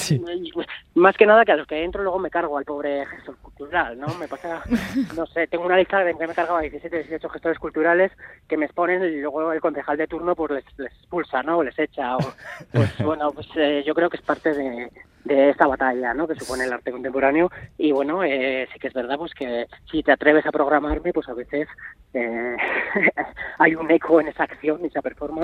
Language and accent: Spanish; Navarre, Spain; also born or lived in Madrid; nacido en Madrid, pero yo soy de Navarra de toda la vida, soy de Navarroa, de hecho vivo desde que tenía tres o cuatro días de edad en Navarra